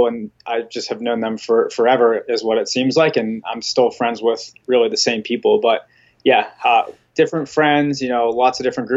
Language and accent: English; Pennsylvania, United States; moved away as an adult; also born or lived in Florida / Texas; I grew up in Pennsylvania and I actually went to school in Florida.